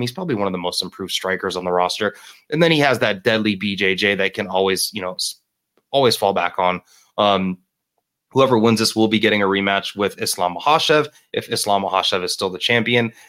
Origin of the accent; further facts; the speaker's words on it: Miami, Florida, United States; moved away as an adult; That is my hometown. I am originally from Miami, Florida.